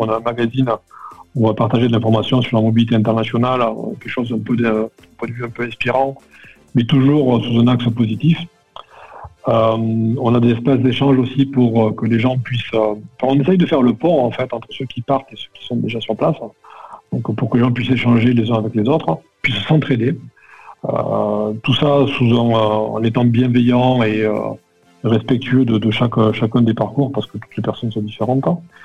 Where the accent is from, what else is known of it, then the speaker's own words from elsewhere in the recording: Perpignan, Occitania, France; moved away; je suis originaire de Perpignan